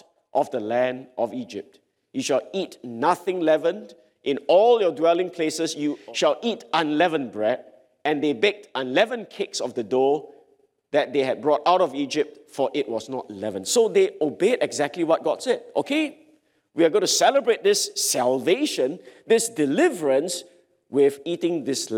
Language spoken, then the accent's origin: English; Singapore; I'm a Singaporean